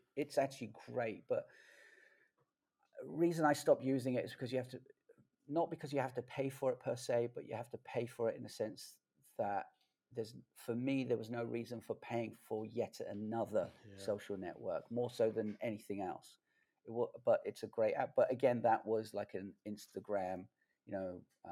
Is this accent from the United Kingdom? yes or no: yes; London, United Kingdom; I grew up in London